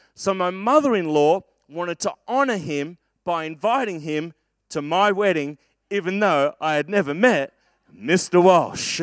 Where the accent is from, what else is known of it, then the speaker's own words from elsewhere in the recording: Perth, Western Australia, Australia; growing up in Perth